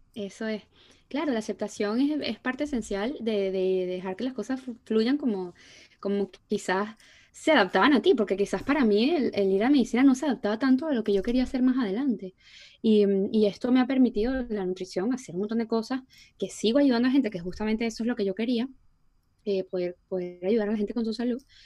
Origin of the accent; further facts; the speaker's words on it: Puerto La Cruz, Anzoátegui, Venezuela; moved away; nosotros no somos de Caracas, somos de Puerto, que va de Puerto La Cruz